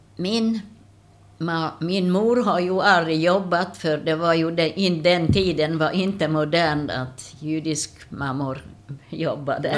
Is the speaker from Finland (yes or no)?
no; Miskolc, Borsod-Abaúj-Zemplén, Hungary; Swedish is a second language; moved away as an adult; now in Sweden; Jag är född i Ungern